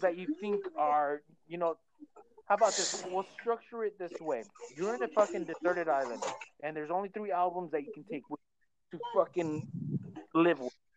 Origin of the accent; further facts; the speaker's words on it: Oxnard, California, United States; also born or lived in Santa Paula, California; me and Mark, we, we, were born and raised in Oxnard